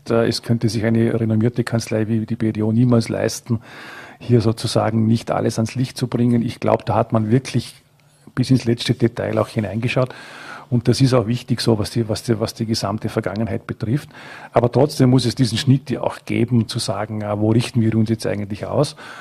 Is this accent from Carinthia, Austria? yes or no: no; Frastanz, Vorarlberg, Austria; es ist meine Heimatgemeinde